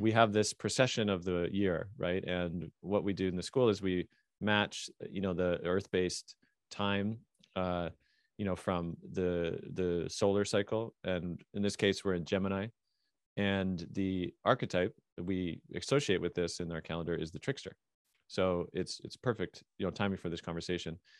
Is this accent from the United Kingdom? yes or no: no; Canada; I'm Canadian